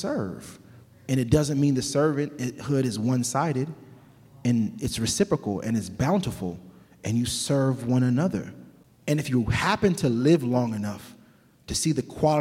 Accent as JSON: {"language": "English", "town": "Sacramento", "region": "California", "country": "United States", "tie": "born or raised there", "said": "My parents are immigrants from Jamaica. We grew up in South Sacramento, namely Meadowview"}